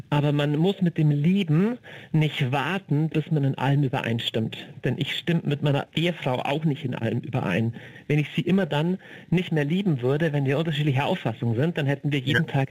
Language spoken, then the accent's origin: German; Bavaria, Germany; ich komme aus dem Niederbayerischen